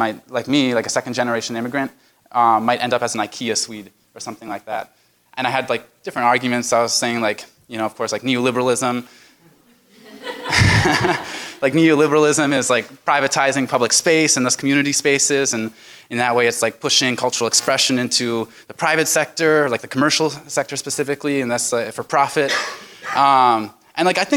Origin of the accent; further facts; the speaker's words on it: Minnesota, United States; between my like Minnesotan father and me being Minnesotan and my Swedish mother and me not really being Swedish anymore